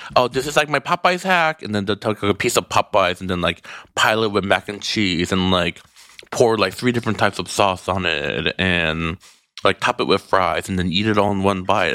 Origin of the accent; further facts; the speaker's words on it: Midwest, United States; now in Los Angeles, United States; growing up in the Midwest